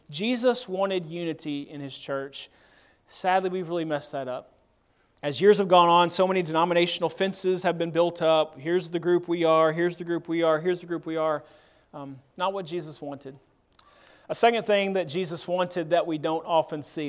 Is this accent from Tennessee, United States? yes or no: yes; Murfreesboro, Tennessee, United States; now in Memphis, United States; I grew up in Murfreesboro, Tennessee. I was born here in Memphis, but grew up in Murfreesboro